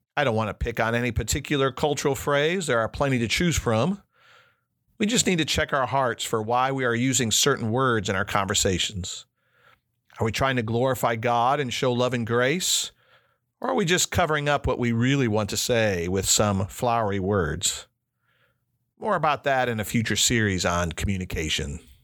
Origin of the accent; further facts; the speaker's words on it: Chicago, Illinois, United States; also born or lived in United Kingdom; Growing up in Chicago gave me lots of connections to other cultures